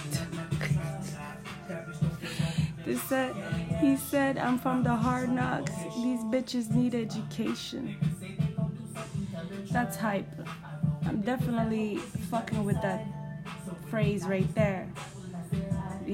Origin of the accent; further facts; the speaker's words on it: Ottawa, Ontario, Canada; Growing up in Ottawa, you know, it's like seeing people that you know since you guys were young